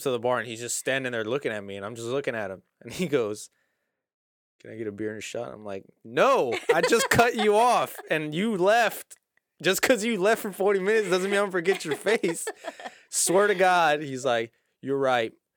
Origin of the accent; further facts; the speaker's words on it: South Houston, Texas, United States; I'm actually from South Houston.